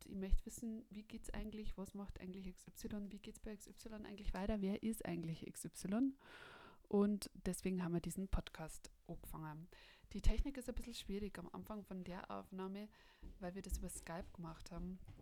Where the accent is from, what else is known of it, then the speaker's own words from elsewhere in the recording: Bavaria, Germany; ich komme von uns aus Bayern